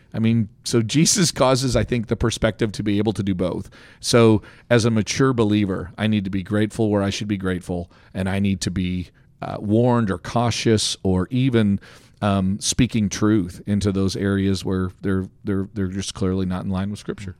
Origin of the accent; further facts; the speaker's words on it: Canada; now in United States; as a Canadian